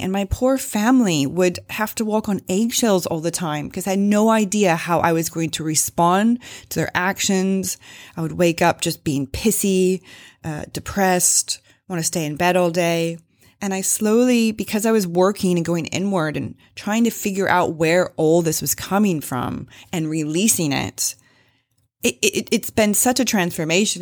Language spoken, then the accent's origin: English; Springfield, Missouri, United States; I am an American, uh, grew up in Springfield, Missouri